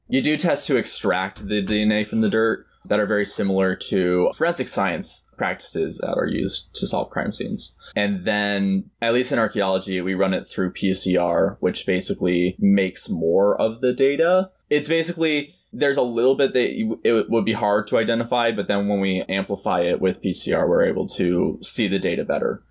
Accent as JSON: {"language": "English", "town": "Milwaukee", "region": "Wisconsin", "country": "United States", "said": "I am from Milwaukee, Wisconsin."}